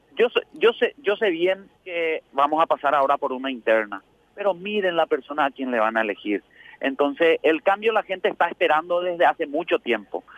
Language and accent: Spanish; Asunción, Paraguay; mi pueblo realmente, de Asunción principalmente